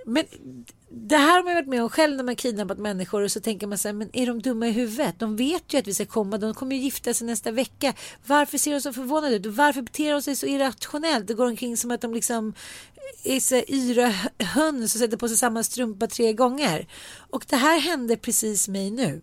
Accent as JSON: {"language": "Swedish", "country": "Sweden", "said": "eftersom jag är svensk"}